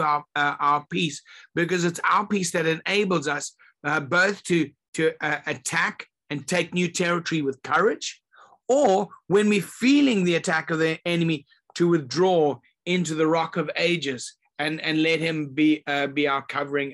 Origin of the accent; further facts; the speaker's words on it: Zimbabwe; I grew up in Zimbabwe, and the country was called Rhodesia back then